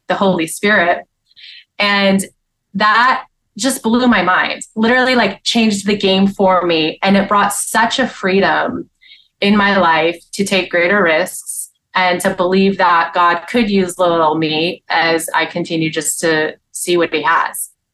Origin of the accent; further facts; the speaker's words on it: upstate New York, United States; I grew up in upstate New York.